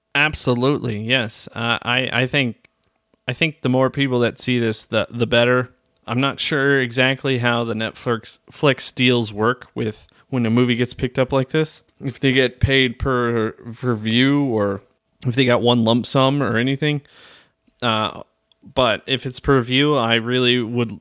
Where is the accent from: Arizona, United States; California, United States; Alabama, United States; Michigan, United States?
Arizona, United States; moved away; also born or lived in Flagstaff; most of my life, or at least my younger years, I grew up in Arizona